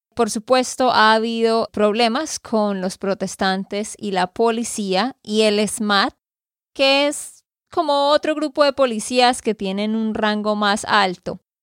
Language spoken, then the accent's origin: Spanish; Santander, Colombia; de Santander, Colombia.